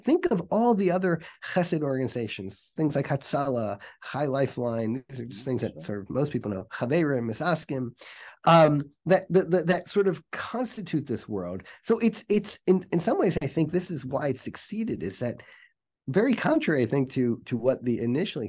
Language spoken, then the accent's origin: English; Atlanta, Georgia, United States; when I grew up in Atlanta, there was one mikveh